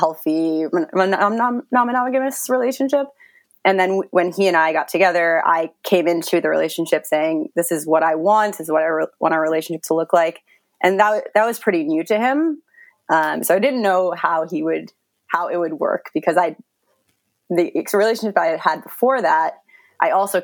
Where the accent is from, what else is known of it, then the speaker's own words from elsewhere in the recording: New York, United States; moved away as an adult; now in Berlin, Germany; I live in Berlin, but I'm from New York